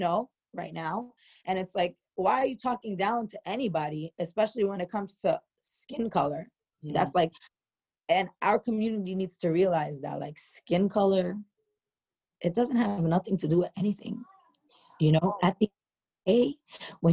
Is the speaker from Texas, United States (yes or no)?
no; New York City, New York, United States; accent: New York; my lingo, it comes from being a New Yorker from Queens, especially being a New Yorker